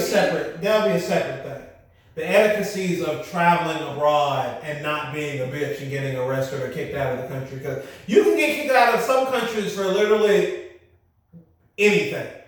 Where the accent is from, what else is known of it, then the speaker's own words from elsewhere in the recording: United States; us as Americans